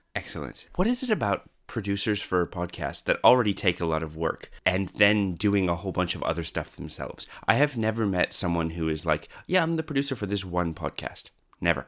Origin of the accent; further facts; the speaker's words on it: Canada; now in Australia; I was originally from Canada and came over to Australia